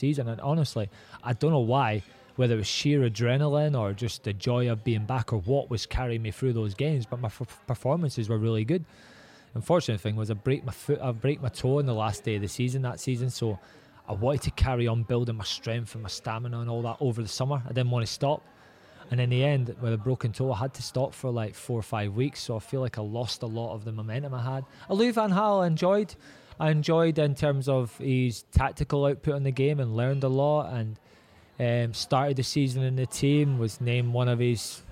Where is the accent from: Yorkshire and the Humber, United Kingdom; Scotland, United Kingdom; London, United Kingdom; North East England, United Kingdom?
Scotland, United Kingdom; moved away; I'm Scottish